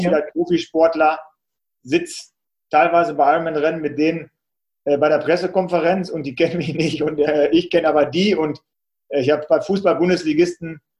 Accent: Salzkotten, North Rhine-Westphalia, Germany; Und in meinem Heimatort Salzkotten gibt es auch so einen kleinen Marathon

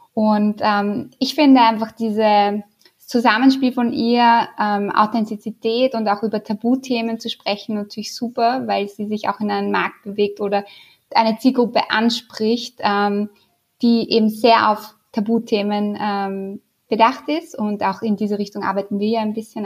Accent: Austria; accent: Austrian; also born or lived in Vienna; Das kann ich wahrscheinlich nicht verstecken, meinen österreichischen Akzent

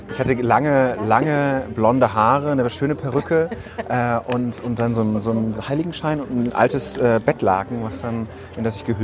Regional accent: Rhineland, Germany; Also ich komme aus dem Rheinland

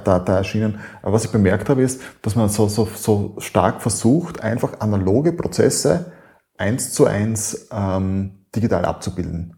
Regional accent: Styria, Austria; bei uns in der Steiermark, äh, in Österreich.

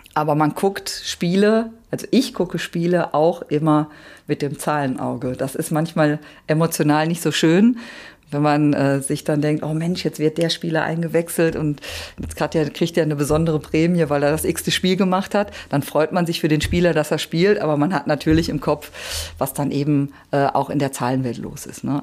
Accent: the area around Gelsenkirchen, North Rhine-Westphalia, Germany; ich komme ja auch hier aus der Gegend und bin ja schon seit Kind auf Schalke-Fan

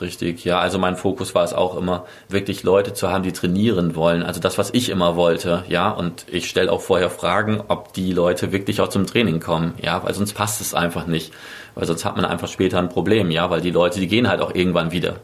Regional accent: Bremerhaven, Bremen, Germany; moved away as an adult; also born or lived in Berlin; now in Mainz, Germany; ursprünglich komme ich aus Bremerhaven

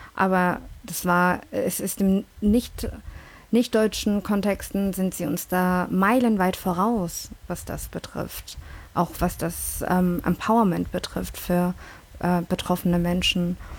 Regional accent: Hamburg, Germany; also born or lived in London; aus Hamburg. Nee, aber wirklich, nee, ich bin dann aber, äh, ich bin aber in London geboren

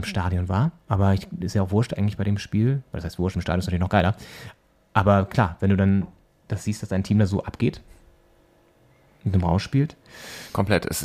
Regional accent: Flensburg, Schleswig-Holstein, Germany; now in Berlin, Germany; Der hier in Berlin Pfannkuchen heißt, bei uns in Flensburg eigentlich.

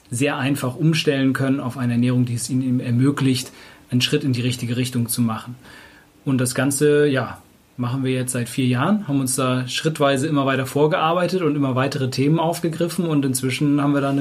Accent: Hamburg, Germany; now in Cologne, Germany; Ich komme ursprünglich aus Hamburg, aber ich wohne jetzt in Köln hier in der Nähe von Markus.

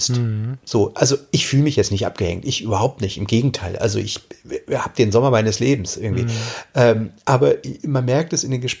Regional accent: East Germany, Germany; ich bin, äh, ich komme eigentlich aus dem Osten und dann, ach, merkt man gar nicht.

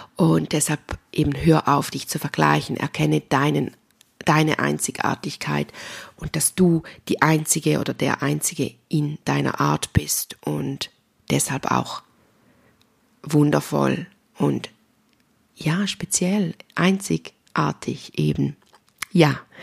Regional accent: Switzerland; accent: Swiss German; mein schweizerdeutscher Dialekt

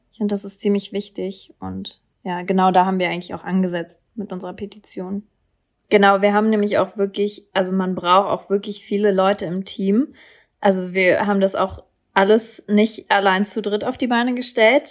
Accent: Berlin, Germany; ich komme aus Berlin.

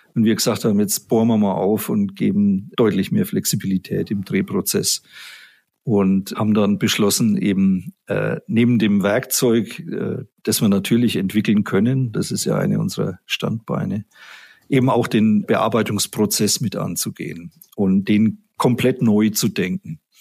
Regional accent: Erlangen, Bavaria, Germany; ich bin gebürtiger Mittelfranke, ich komme aus Erlangen

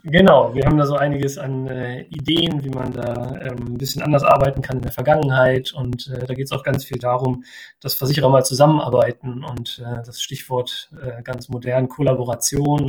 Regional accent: Osterode am Harz, Lower Saxony, Germany; moved away; ich komme äh, ursprünglich aus Osterode

